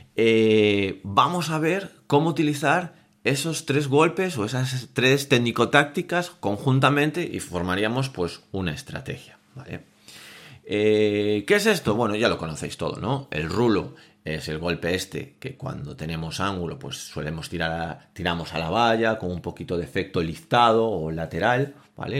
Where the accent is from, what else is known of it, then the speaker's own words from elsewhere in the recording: Vigo, Galicia, Spain; yo soy de Vigo